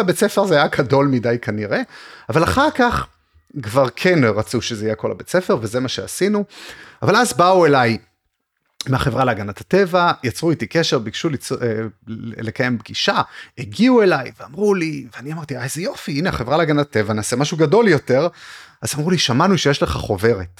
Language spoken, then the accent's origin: Hebrew; Arad, Southern District, Israel; also born or lived in Beersheba; נולדתי וגדלתי בערד